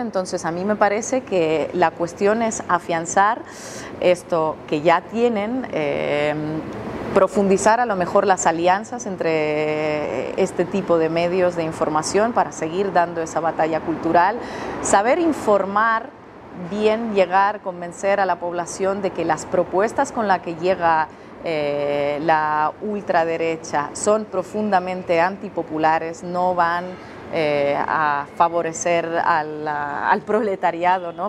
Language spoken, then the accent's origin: Spanish; Russia; Yo soy rusa